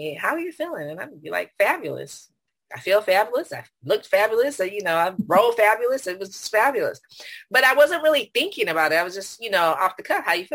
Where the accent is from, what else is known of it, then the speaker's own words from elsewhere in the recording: Silicon Valley, California, United States; now in San Antonio, United States; I was born at Stanford and grew up in the Silicon Valley. So that's home. But right now I'm in San Antonio, Texas